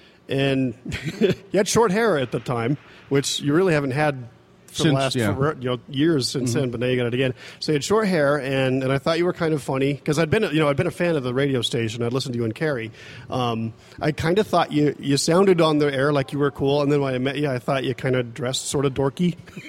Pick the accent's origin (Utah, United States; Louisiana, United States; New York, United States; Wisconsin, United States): Utah, United States; Hooper; Was ripping Hooper, went to Roy High School and had just barely graduated.